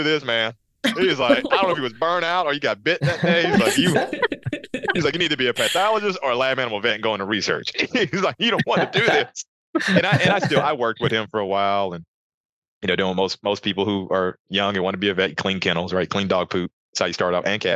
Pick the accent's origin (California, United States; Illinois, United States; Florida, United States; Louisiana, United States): Louisiana, United States; Baton Rouge; moved away; from Louisiana, Baton Rouge is my hometown